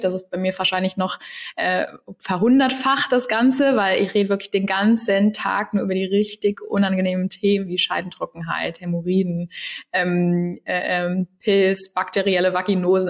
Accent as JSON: {"language": "German", "town": "Cologne", "region": "North Rhine-Westphalia", "country": "Germany", "said": "Ich komme ja eigentlich aus Köln"}